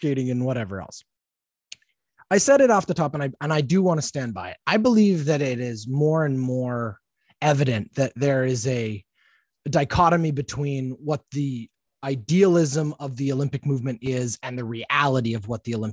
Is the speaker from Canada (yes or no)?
yes; Canada; a Canadian who has all has gone through a bit of a struggle with my own patriotism recently